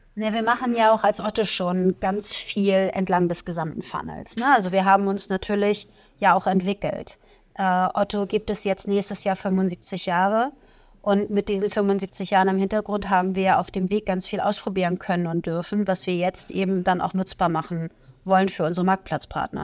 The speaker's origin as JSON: {"language": "German", "town": "Plön", "region": "Schleswig-Holstein", "country": "Germany", "moved": "as an adult", "lives_now": "Hamburg, Germany", "said": "ich komme aus Schleswig-Holstein, nicht ganz weit weg von euch"}